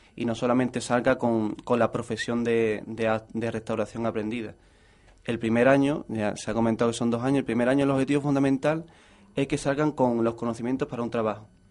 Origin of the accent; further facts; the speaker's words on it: Lepe, Andalusia, Spain; now in Jerez de la Frontera, Spain; yo soy de Lepe